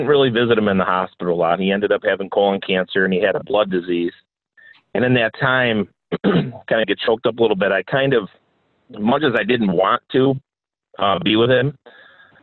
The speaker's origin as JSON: {"language": "English", "region": "New Jersey", "country": "United States", "tie": "born or raised there", "also_born_or_lived": "Mount Morris", "moved": "yes", "said": "I was born down in New Jersey. I was in foster care pretty much my whole life."}